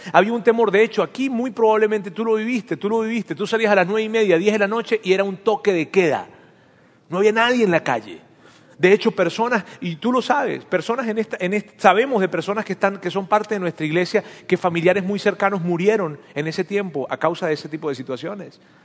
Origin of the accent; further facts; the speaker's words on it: Venezuela; now in Monterrey, Mexico; en mi país, en Venezuela